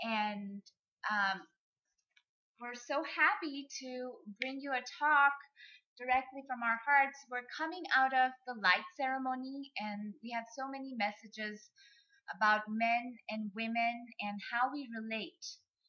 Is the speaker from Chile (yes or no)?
no; India; I'm from India.